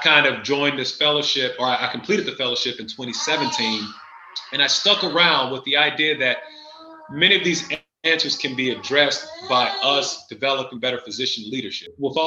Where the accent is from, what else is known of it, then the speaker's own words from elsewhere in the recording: Chattanooga, Tennessee, United States; moved away as an adult; now in Columbus, United States; I am not from Ohio. I am from Chattanooga, Tennessee, but I have been up in Columbus and at Ohio State since 2006